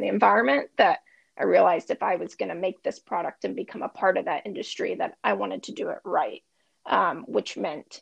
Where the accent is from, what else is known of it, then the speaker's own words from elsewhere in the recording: Bellevue, Washington, United States; I actually grew up in a city just outside of Seattle called Bellevue